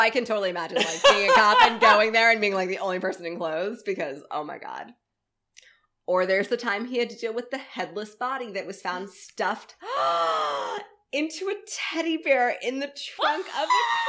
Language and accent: English; Tampa, Florida, United States; I'm from Tampa